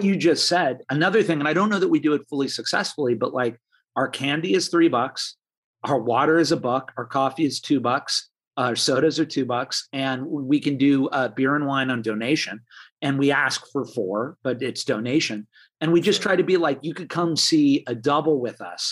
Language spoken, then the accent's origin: English; Los Angeles, California, United States; I'm a native Los Angelino